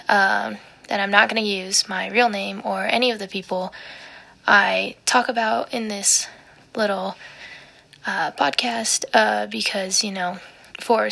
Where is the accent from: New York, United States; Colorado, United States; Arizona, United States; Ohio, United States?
Colorado, United States; also born or lived in Texas; I was born in Texas, and I lived there for about 4 years, and then I had a little brother, and then we moved over to Colorado